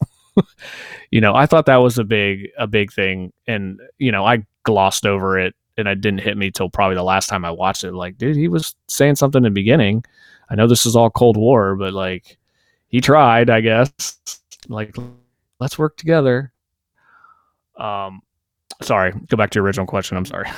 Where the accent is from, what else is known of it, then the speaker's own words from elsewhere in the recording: United States; as an American